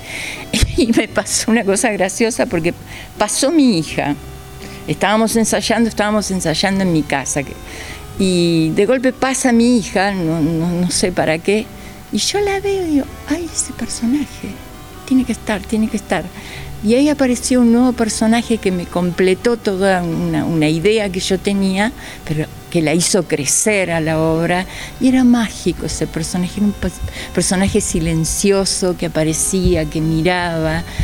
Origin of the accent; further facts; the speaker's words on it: Villa Ballester, Buenos Aires Province, Argentina; desde tendría tres años. Ah, toda la vida. Toda la vida, toda la vida. Todo acá transcurrió. O sea, sí, muy, muy chiquitita, escuela acá, eh, primaria, secundaria